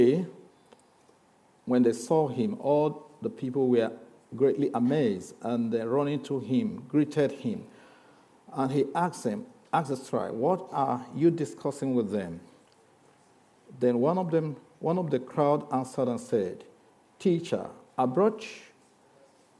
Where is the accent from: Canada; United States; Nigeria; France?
Nigeria; also born or lived in Lagos; I know you struggle with my accent. But also, I just want to be a Nigerian. I'm a Nigerian